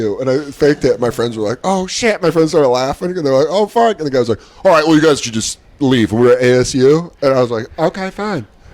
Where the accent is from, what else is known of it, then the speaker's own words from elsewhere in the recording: Aurora, United States; also born or lived in Tucson; I'm from Aurora